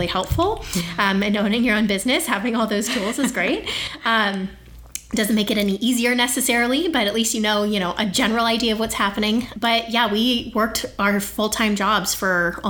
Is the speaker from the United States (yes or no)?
yes; Scottsdale, Arizona, United States; I grew up here, you know, I wasn't born here, but was raised here for most of my life. I went to Pinnacle High School